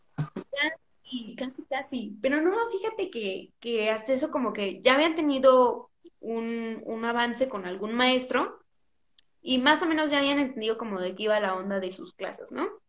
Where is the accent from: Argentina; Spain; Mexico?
Mexico; soy más mexicana que los tacos de canasta